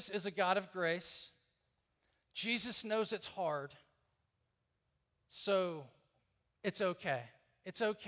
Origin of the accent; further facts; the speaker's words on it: Deep South, United States; I grew up in the Deep South